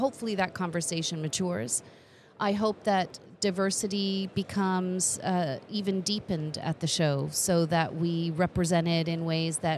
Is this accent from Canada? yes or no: yes; Canada; moved away; as a Canadian